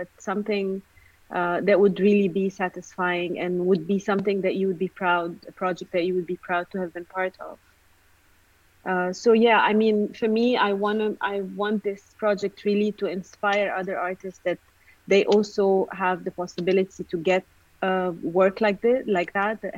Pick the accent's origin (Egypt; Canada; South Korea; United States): Egypt; moved away; I come from Egypt